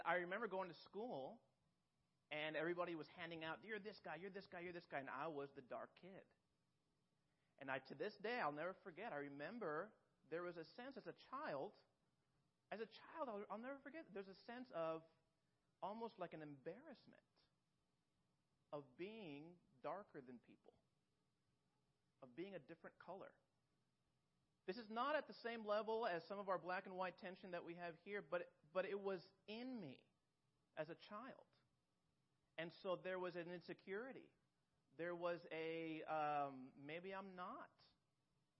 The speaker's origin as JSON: {"language": "English", "country": "Mexico", "tie": "born or raised there", "moved": "yes", "said": "I grew up in Mexico"}